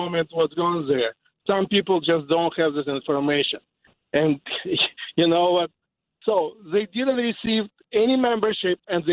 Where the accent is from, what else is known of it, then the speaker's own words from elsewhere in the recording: Odesa, Odesa Oblast, Ukraine; English is a second language; now in United States; I'm from Ukraine.